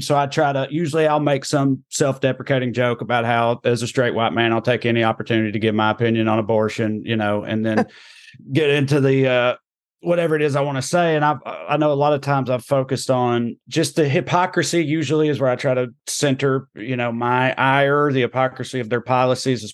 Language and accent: English; Clay County, Tennessee, United States; accent: redneck; now in Southern California, United States; I grew up in Clay County, Tennessee, which is one of the most, like, economically impoverished and rural parts of the deep red state of Tennessee